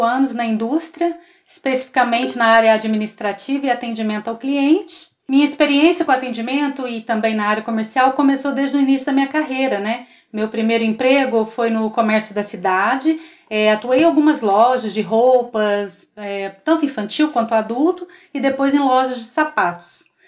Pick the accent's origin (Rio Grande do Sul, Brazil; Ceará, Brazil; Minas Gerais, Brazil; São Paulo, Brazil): Minas Gerais, Brazil; Três Corações; nascida e criada em Três Corações, sul de Minas